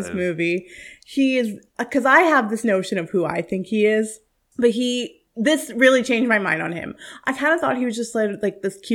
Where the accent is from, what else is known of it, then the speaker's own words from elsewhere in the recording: India; I, look, I'm Indian. That's my life.